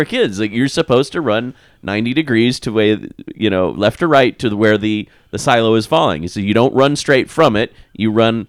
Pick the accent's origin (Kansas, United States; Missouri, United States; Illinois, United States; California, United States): Kansas, United States; growing up in Kansas